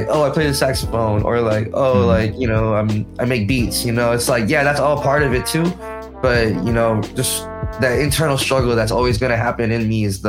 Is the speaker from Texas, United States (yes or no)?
no; Washington, District of Columbia, United States; moved away as an adult; now in San Francisco Bay Area, United States; So I'm from Washington, D.C., and like, there's hella Filipinos out there too.